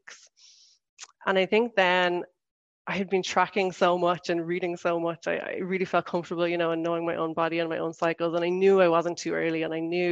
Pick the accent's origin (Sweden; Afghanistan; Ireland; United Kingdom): Ireland; moved away as an adult; now in Switzerland; I'm from Ireland and I've been living in Switzerland since 2017.